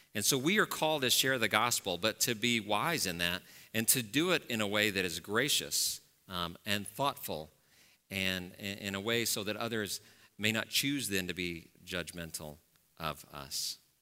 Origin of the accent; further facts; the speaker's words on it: Dallas, Texas, United States; moved away; I grew up in Dallas, as I said, uh, so, and I grew up in a very, uh, wealthy and white part of Dallas, Texas